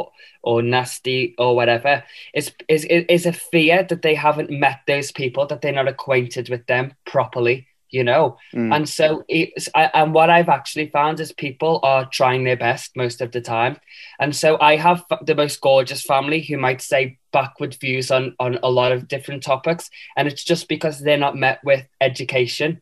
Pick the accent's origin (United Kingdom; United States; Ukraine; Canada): United Kingdom; Liverpool, North West England; accent: Scouse; moved away as an adult; now in London, United Kingdom; being Scouse, I celebrate, and it's such a triumph in my life. You know, it's the staple of my humor, my politics, why I love people, why I use my language, is all because I was born and raised